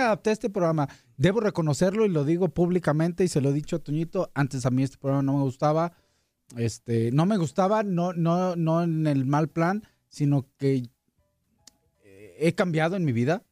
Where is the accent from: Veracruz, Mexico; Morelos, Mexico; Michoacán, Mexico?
Michoacán, Mexico; La Piedad; mi tierra allá de la piedad